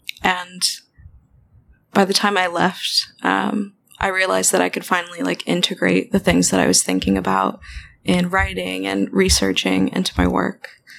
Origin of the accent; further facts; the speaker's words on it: Rochester, New York, United States; I grew up in Rochester, New York